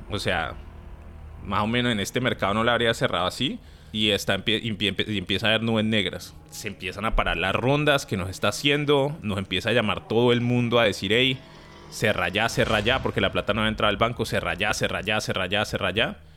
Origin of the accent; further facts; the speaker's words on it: Uruguay; Y ahora nosotros no somos pues no somos de mentalidad de equipo chiquito, somos uruguayos, ¿me entendés? Uruguay no tiene ni 3, 4 millones de habitantes